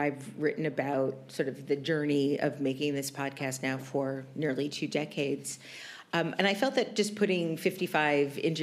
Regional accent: New York, United States; moved away as an adult; now in Los Angeles, United States; I'm a diehard New Yorker. I've lived in New York my entire life

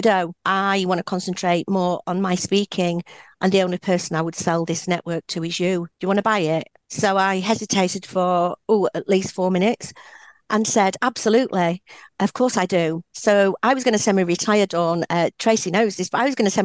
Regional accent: Yorkshire and the Humber, United Kingdom; I'm a Yorkshire girl born and bred, proud of it

